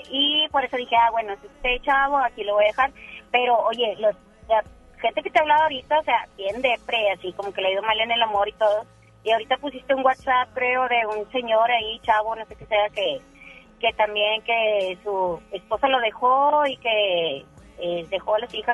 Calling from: San Nicolás, Nuevo León, Mexico; Eh, mira, ahorita estoy aquí en San Nicolás, y estoy muy cerca de mi casa

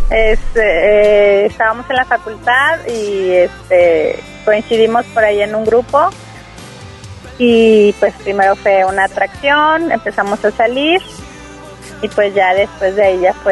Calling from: Monterrey, Nuevo León, Mexico; Del centro de Monterrey.

